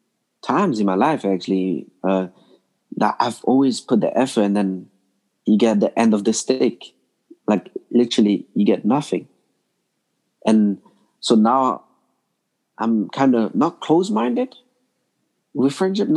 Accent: London, United Kingdom; also born or lived in Congo; now in Belgium; I grew up in London

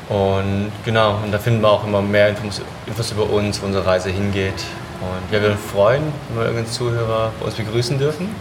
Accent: Germany; moved away; ich bin ja in Deutschland groß geworden

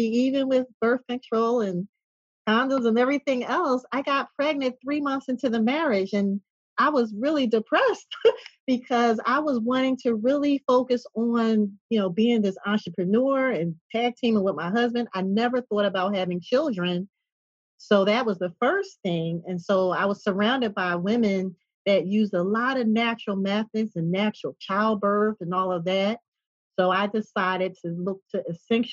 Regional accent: Philadelphia, Pennsylvania, United States; moved away as an adult; now in Atlanta, United States; I'm from Philadelphia, and prior to moving to Atlanta

